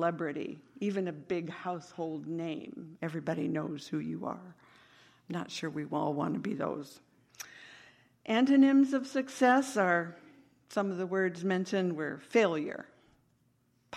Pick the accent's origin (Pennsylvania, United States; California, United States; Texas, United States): California, United States; Northern; I was a young girl growing up in Northern California